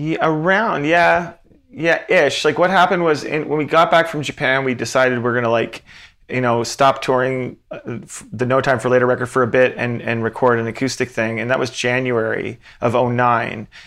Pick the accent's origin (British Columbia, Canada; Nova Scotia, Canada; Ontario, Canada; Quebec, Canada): Nova Scotia, Canada; Antigonish; "Oh, from Antigonish."